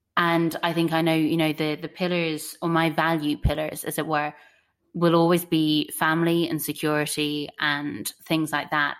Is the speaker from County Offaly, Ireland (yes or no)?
no; Ennis, County Clare, Ireland; growing up in Ennis, County Clare, with a population of 35,000 people